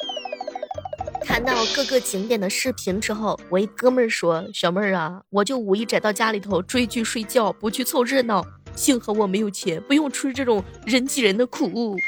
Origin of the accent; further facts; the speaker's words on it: Xuzhou, Jiangsu, China; 我的家乡徐州